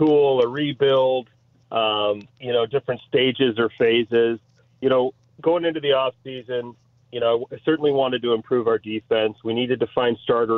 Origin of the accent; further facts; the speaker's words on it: Grosse Pointe, Michigan, United States; now in Chicago, United States; getting back to my hometown